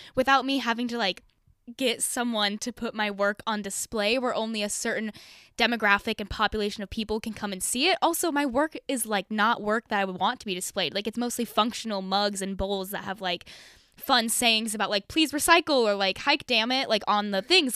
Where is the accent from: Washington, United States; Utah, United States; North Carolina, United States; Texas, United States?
Utah, United States; Draper; moved away as an adult; now in Los Angeles, United States; I grew up in Utah and I'm not L D S.